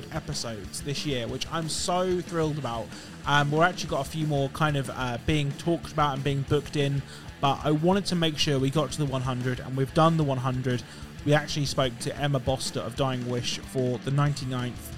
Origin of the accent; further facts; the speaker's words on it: United Kingdom; I'm British